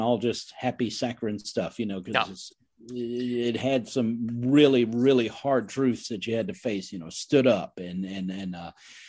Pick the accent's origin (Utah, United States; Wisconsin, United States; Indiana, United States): Indiana, United States; but I grew up in the Midwest, Indiana